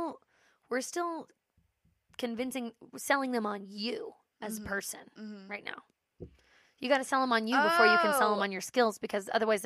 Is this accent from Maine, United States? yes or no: no; Boulder, Colorado, United States; also born or lived in New York City; we grew up in Boulder.